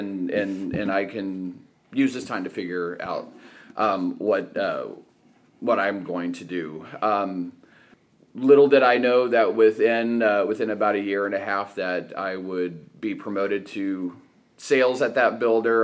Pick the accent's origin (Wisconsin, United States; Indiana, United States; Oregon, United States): Indiana, United States; Evansville; moved away as an adult; also born or lived in Muncie, Indiana / Cleveland, Ohio / Fishers, Indiana; Grew up in Southern Indiana, okay. in Evansville. Born and raised in Evansville